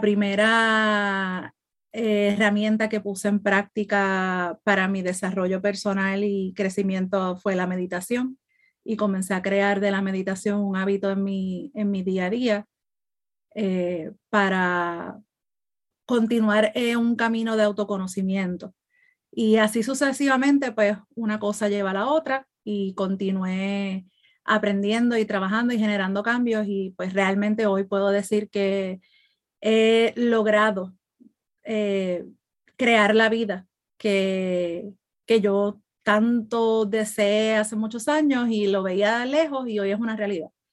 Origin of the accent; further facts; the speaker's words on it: Puerto Rico; now in Florida, United States; estoy radicada en Florida, soy de Puerto Rico